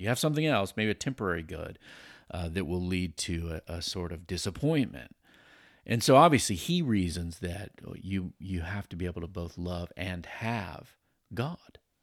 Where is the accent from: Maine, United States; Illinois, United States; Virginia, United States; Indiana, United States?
Virginia, United States; Virginia Beach; I grew up over in Virginia Beach, Tidewater area